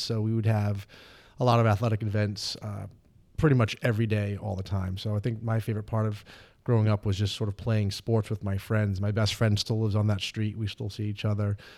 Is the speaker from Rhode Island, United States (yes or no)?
yes; Central Falls, Rhode Island, United States; growing up in Central Falls